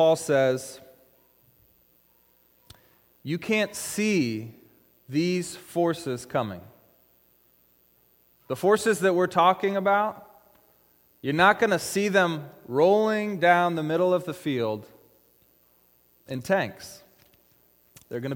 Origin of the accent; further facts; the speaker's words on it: Issaquah, Washington, United States; In high school, I grew up over in Issaquah